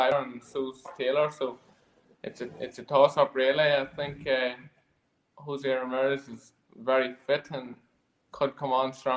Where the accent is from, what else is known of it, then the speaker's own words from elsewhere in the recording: Ireland; we're Irish as well